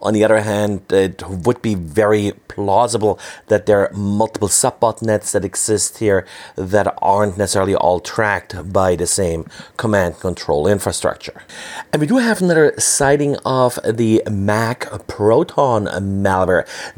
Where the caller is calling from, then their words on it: Berlin, Germany; I'm recording from Berlin, Germany.